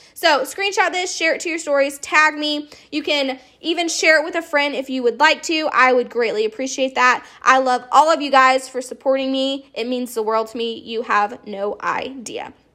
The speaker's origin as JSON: {"language": "English", "town": "Charleston", "region": "South Carolina", "country": "United States", "said": "I am from Charleston, South Carolina"}